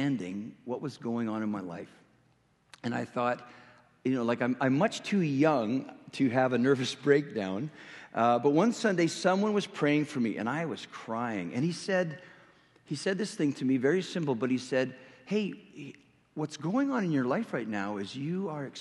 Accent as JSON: {"language": "English", "region": "Western Canada", "country": "Canada", "accent": "Canadian", "moved": "yes", "said": "I'm originally from Western Canada, so if you're not understanding anything I'm saying, it's because I'm speaking a little bit of Canadian"}